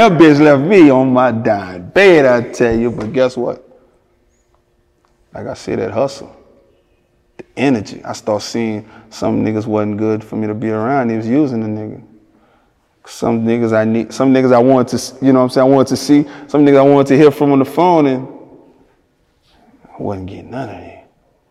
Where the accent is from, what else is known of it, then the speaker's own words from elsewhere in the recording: Louisiana, United States; I'm from Louisiana